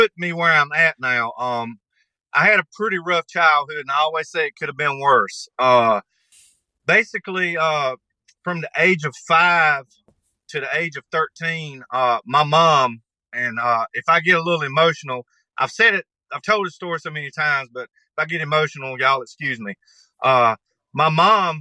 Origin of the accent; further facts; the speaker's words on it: North Carolina, United States; moved away as an adult; now in Texas, United States; I was born and raised here. Lived here for 44 years.